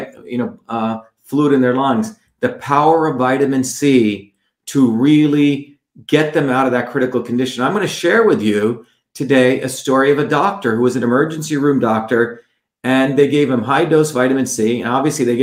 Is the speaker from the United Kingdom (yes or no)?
no; India; moved away; growing up in India